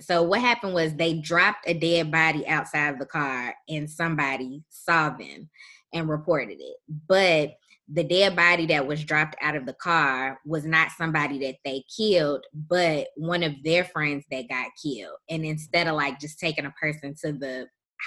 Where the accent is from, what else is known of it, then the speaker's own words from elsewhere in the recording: Chicago, Illinois, United States; I am from Chicago